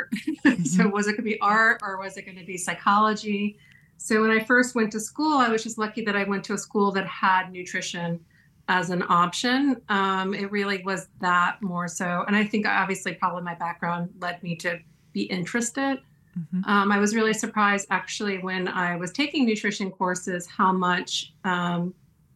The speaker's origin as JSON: {"language": "English", "region": "East Coast", "country": "United States", "tie": "born or raised there"}